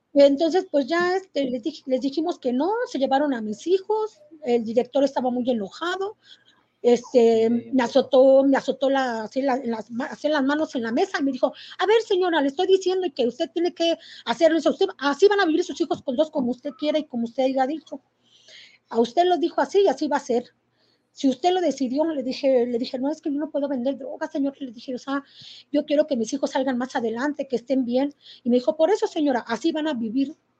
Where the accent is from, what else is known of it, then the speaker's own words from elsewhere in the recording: Querétaro, Mexico; soy de aquí de Querétaro